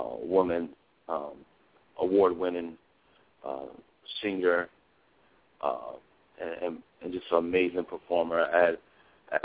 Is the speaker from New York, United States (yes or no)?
no; Springfield, Massachusetts, United States; my hometown, Springfield, Massachusetts